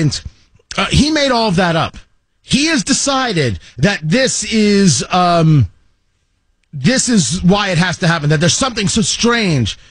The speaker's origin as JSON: {"language": "English", "region": "New Jersey", "country": "United States", "tie": "born or raised there", "said": "I grew up in New Jersey"}